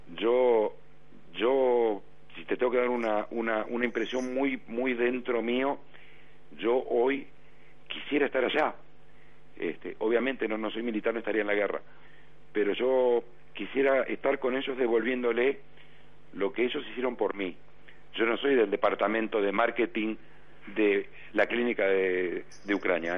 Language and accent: Spanish; Argentina; soy argentino